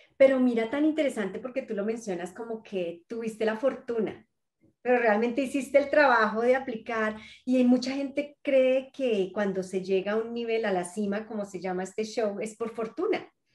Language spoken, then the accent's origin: Spanish; Colombia; a mí como colombiana